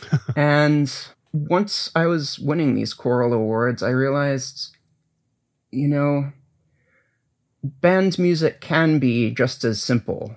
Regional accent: New England, United States; moved away; also born or lived in Ithaca, New York; I grew up in New England

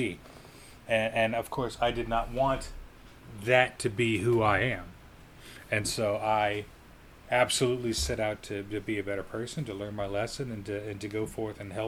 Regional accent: Colorado, United States; growing up in Colorado

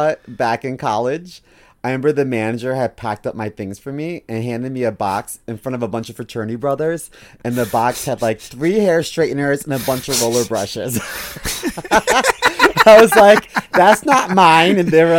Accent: Baltimore, Maryland, United States; moved away; because I'm originally from Baltimore City.

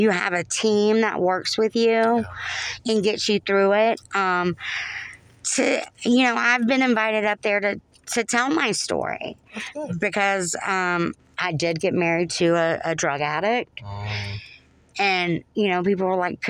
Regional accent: North Florida, United States; accent: southern; moved away; also born or lived in New Jersey; I've got this southern accent. Uh-huh. I'm from North Florida

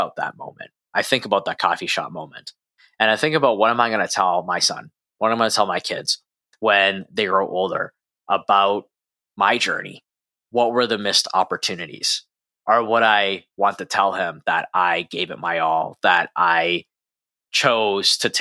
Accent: Edmonton, Alberta, Canada; where I grew up in Edmonton, Canada

